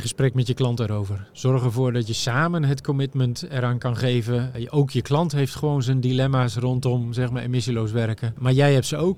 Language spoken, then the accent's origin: Dutch; Netherlands; wij daar als Nederlanders